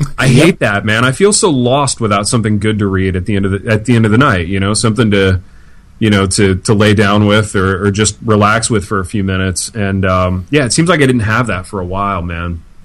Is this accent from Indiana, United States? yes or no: yes; Hartford City, Indiana, United States; moved away; my hometown and how small it is